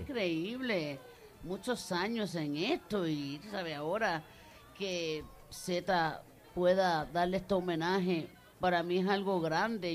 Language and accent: Spanish; Puerto Rico; moved away; nuestro país, de Puerto Rico